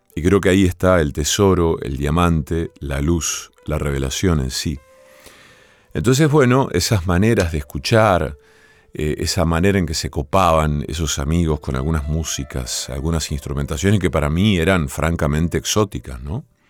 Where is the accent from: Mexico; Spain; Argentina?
Argentina; Villa Cañas, Santa Fe; mi pueblo natal, en Villa Cañas